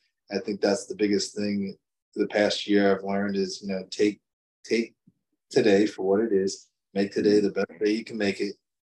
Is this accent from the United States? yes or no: yes; Toms River, New Jersey, United States; Because Tom's River in my hometown is like literally an hour and a half away.